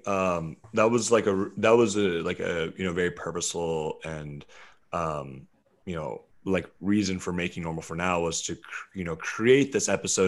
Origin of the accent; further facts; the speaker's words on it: Charleston, West Virginia, United States; also born or lived in Lewisburg, West Virginia; I was born in, uh, Lewisburg, West Virginia, and I was raised in Charleston, West Virginia